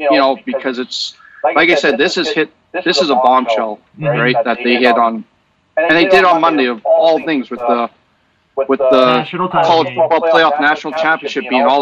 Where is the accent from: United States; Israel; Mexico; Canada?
Canada; as a Canadian